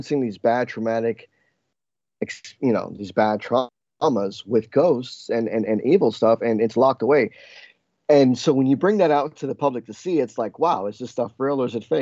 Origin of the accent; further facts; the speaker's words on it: New Jersey, United States; also born or lived in New York; growing up in New Jersey